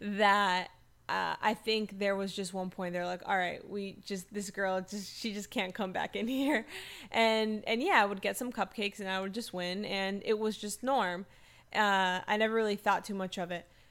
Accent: South Florida, United States; I'm born and raised in South Florida

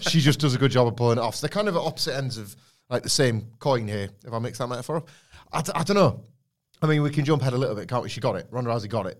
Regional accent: Redditch, West Midlands, United Kingdom; Redditch, where I was born.

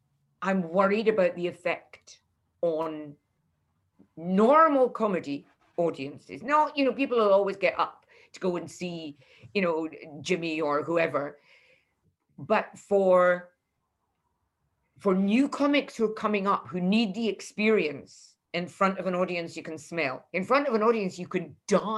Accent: Leith, Scotland, United Kingdom; And why does nobody ever talk about Scottish comics? Nobody came to review me and I'm from Leith.

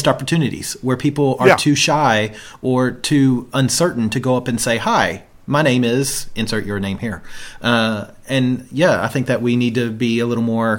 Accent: Kentucky, United States; growing up in Kentucky

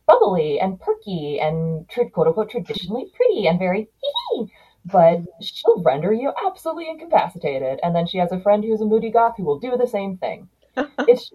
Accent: United States; I grew up here in the United States

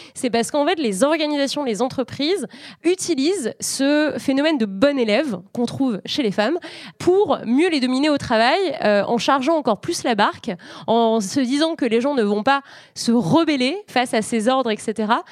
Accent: France; chez nous en France

